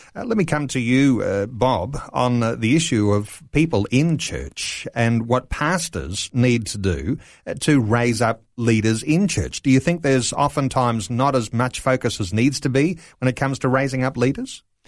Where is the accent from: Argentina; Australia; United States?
Australia; our culture here in Australia